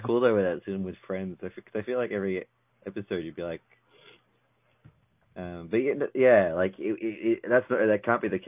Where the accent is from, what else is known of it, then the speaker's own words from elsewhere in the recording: Australia; are you not from Australia? And I'm, like, no, I am